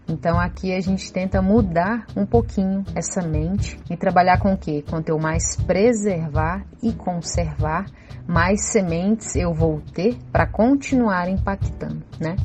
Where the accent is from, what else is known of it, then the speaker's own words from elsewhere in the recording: Brasília, Federal District, Brazil; Eu sou nascida e criada aqui em Brasília